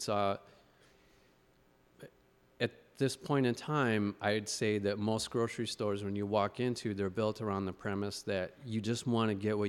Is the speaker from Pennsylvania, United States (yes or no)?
yes; Philadelphia, Pennsylvania, United States; or I grew up in Philly.